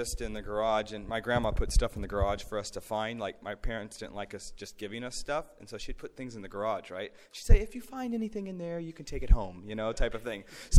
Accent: Oklahoma, United States; So just to get an idea, we're from Oklahoma, of course

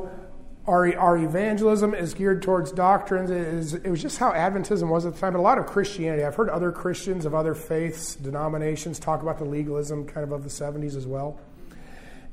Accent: Minnesota, United States; also born or lived in Loma Linda, California; Then I moved to Minnesota

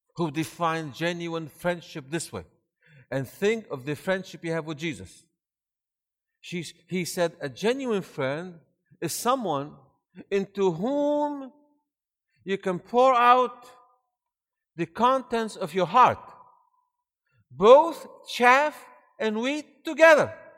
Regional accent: Syria; born or raised there; also born or lived in Maryland, United States / Michigan, United States; now in Georgia, United States

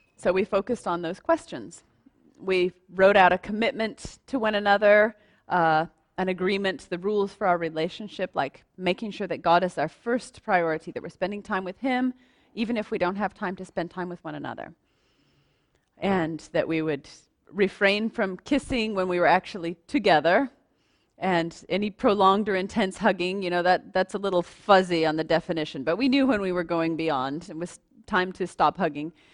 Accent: United States; moved away; I'm American

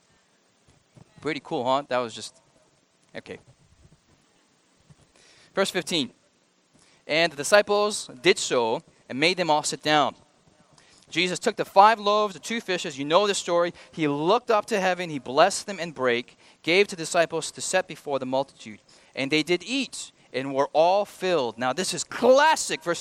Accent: United States; I'm an American.

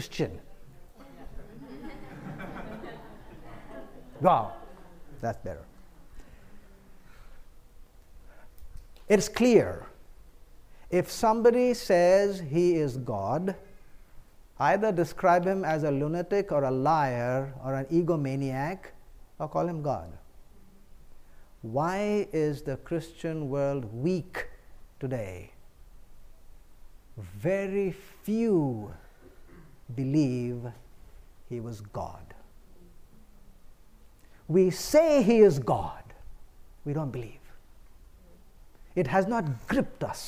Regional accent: India; I come from the East, India.

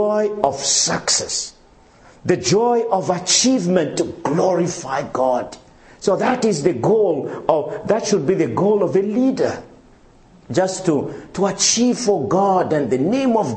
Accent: Madagascar; moved away; also born or lived in Congo; I come from Madagascar, my wife from Mauritius

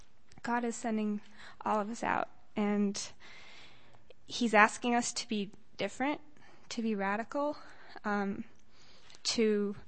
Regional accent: Loma Linda, California, United States; I'm from Loma Linda.

